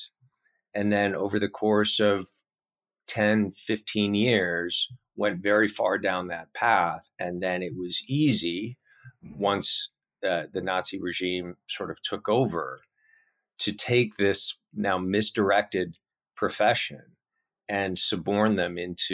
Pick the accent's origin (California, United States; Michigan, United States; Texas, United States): California, United States; my home state of California